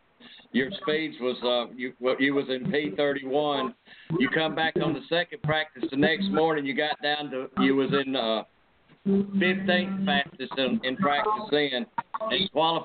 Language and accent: English; 90 miles from Talladega, Alabama, United States; Talladega is 90 miles from my hometown, and that's my hometown track